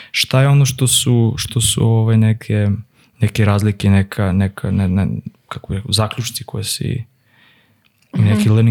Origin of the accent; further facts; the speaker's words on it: Serbia; kod nas u Srbiji